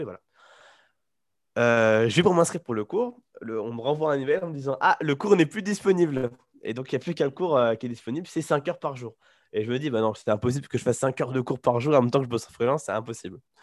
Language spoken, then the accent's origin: French; Poitiers, Nouvelle-Aquitaine, France; moved away as an adult; now in Taiwan; je suis de Poitiers de base